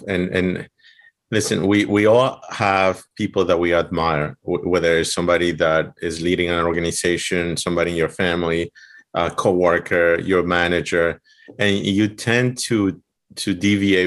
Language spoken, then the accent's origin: English; Ecuador; English is a second language; moved away as an adult; now in United States; I'm from Ecuador